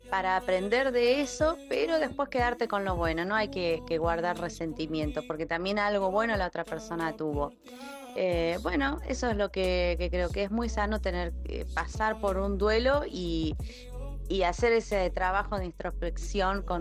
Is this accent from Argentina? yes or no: yes; Buenos Aires, Argentina; tengo 30 años y soy de Buenos Aires, Argentina.